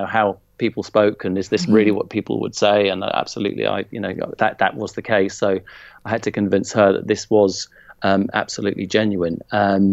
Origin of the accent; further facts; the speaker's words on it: Zimbabwe; moved away; my own childhood of growing up in Zimbabwe and being at school there